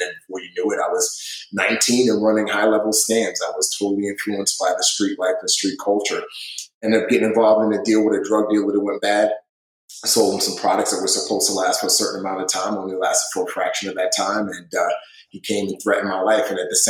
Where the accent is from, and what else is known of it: New York City, New York, United States; born or raised there; also born or lived in Nigeria